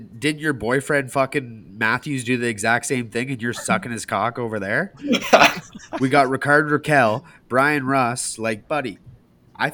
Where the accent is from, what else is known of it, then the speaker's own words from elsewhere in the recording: Canada; obviously I'm from Canada